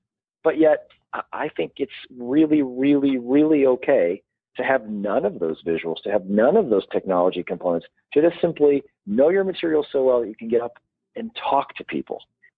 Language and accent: English; Chicago, Illinois, United States; now in Arizona, United States; Chicago will always be where I am from, but Arizona is my home